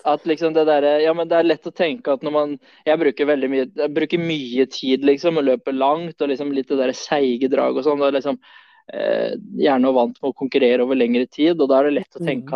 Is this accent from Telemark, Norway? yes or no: yes; Notodden, Telemark, Norway; also born or lived in Sweden; Jeg sier svensk-norsk fordi jeg er født i Sverige, så, men jeg har bodd eh, de fleste åra av mine liv her på Notodden.